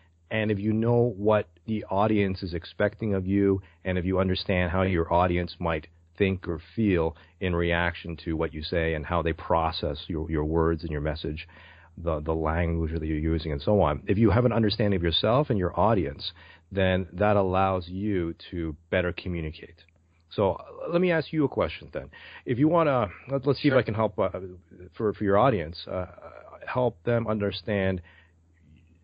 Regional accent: Toronto, Ontario, Canada; also born or lived in Brampton; I'm from Toronto, Canada

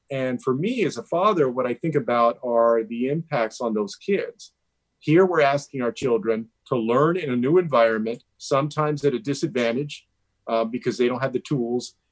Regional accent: Texas, United States; Texas, my home state

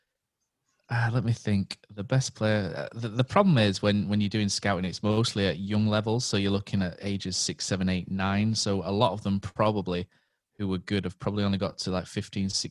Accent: Cleckheaton, Yorkshire and the Humber, United Kingdom; now in Leeds, United Kingdom; I grew up near Cleckheaton, which isn't too far from Graham, but I currently reside in Leeds

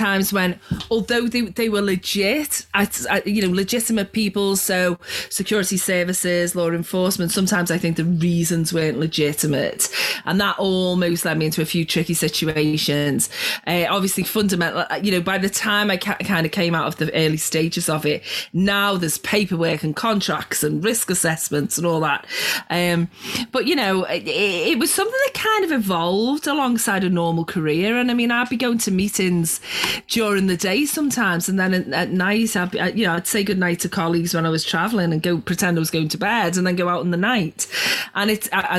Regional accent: Liverpool, North West England, United Kingdom; when I grew up in Liverpool, not a lot going on

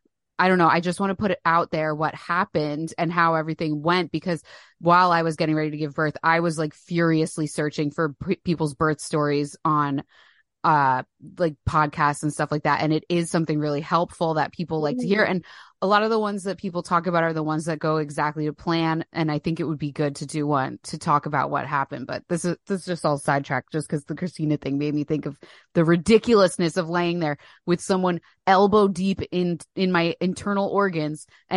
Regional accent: New Jersey, United States; Yeah, we're both from New Jersey.

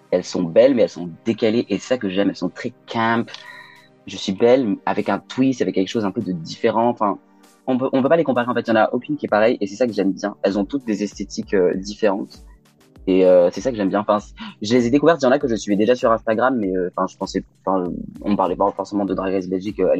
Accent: Lyon, Auvergne-Rhône-Alpes, France; Mais oui, on peut dire que je viens de Lyon parce que mes parents sont habitent à Lyon, mes frères à Lyon.

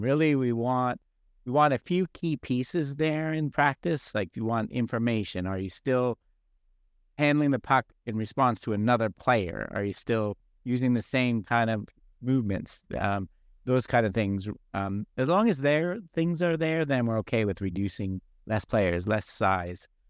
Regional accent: Toronto, Ontario, Canada; now in Arizona, United States; I am Canadian, I'm from Toronto, and I grew up playing hockey

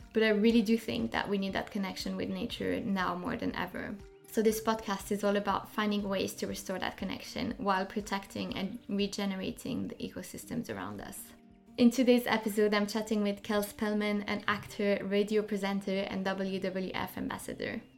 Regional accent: French part of Switzerland, Romandy, Switzerland; now in London, United Kingdom; I grew up in the French part of Switzerland, and I now live in London

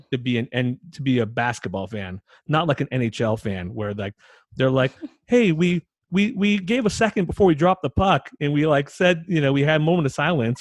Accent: United States; I, as an American

